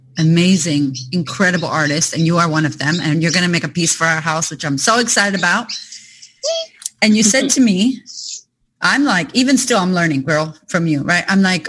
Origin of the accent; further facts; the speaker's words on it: United States; now in Australia; someone like myself, who I'm not Australian, you know, yet, trying to get that citizenship fast though. I'm not going to lie. I don't want to go back to America anytime yet. I love you, America, but I'm going to stay here.